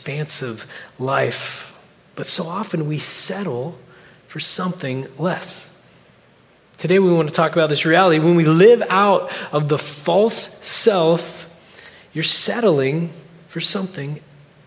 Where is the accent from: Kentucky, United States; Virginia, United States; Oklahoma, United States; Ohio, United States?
Oklahoma, United States; moved away as an adult; now in California, United States; I'm from Oklahoma. We don't get out a lot